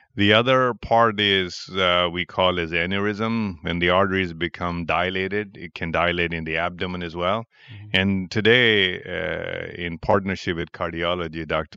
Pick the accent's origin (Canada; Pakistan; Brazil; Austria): Pakistan; moved away as an adult; also born or lived in New York, United States / Cleveland, United States; now in Chicago, United States; I was born in Pakistan and I had my uh, medical education in Pakistan